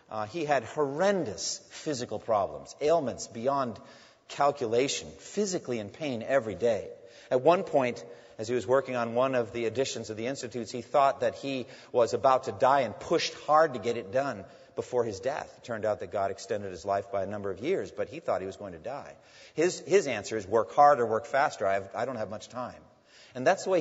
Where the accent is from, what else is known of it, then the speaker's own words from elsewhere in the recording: near Newburyport, Massachusetts, United States; Newburyport, Massachusetts, near my hometown